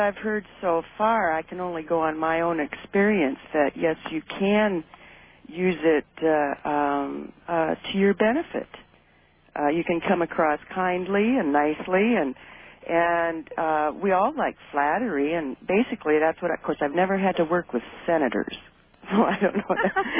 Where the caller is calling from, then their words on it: Paradise, California, United States; I'm in Paradise, California.